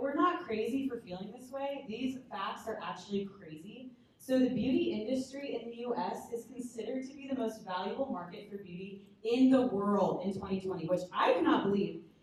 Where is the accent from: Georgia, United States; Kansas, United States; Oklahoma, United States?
Kansas, United States; Lawrence; I'm from Lawrence